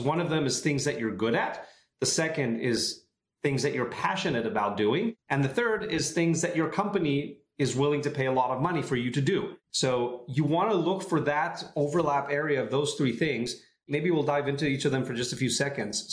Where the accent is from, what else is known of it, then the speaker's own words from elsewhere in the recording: Tel Aviv area, Tel Aviv District, Israel; moved away as an adult; now in San Francisco, United States; I'm originally from Israel, uh, the Tel Aviv area